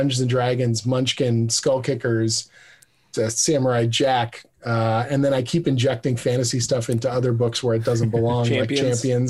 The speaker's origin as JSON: {"language": "English", "country": "Canada", "said": "we're all Canadian"}